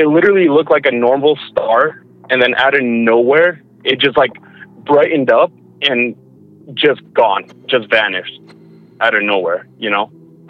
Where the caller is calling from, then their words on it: Alberta, Canada; from Alberta.